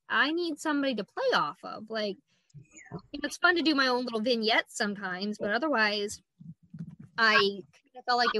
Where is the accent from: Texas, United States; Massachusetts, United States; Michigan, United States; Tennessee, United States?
Texas, United States; now in Virginia, United States; I'm from Texas